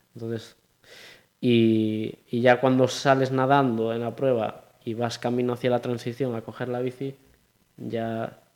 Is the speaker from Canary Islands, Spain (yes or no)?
no; Pontevedra, Galicia, Spain; also born or lived in A Coruña; soy más de Pontevedra